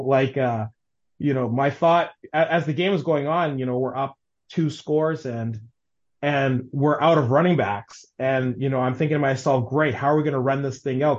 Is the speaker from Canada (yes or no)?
yes; Winnipeg, Manitoba, Canada; I grew up in Waverly Heights.